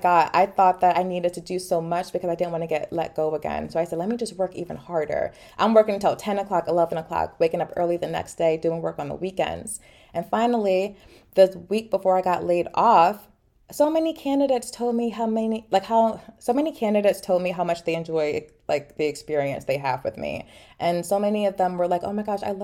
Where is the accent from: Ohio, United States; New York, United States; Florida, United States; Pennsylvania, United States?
Pennsylvania, United States; Philadelphia; also born or lived in Boston; I'm from Philly initially